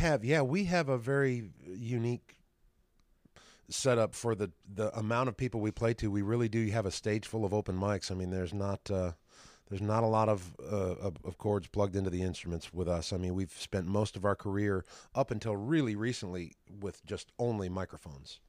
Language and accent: English; West Rutland, Vermont, United States; moved away; Originally West Rutland, Vermont